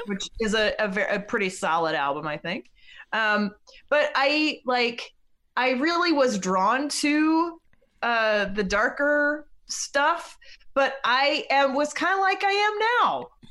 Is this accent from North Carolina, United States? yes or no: yes; Black Mountain, North Carolina, United States; I grew up in Black Mountain, North Carolina